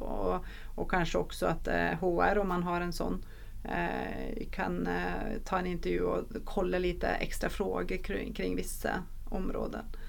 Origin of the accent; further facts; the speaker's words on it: Norway; Swedish is a second language; now in Sweden; jag är norsk